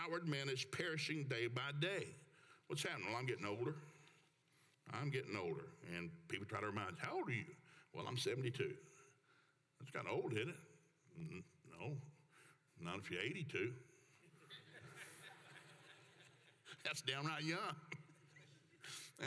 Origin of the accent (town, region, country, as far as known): Oklahoma, United States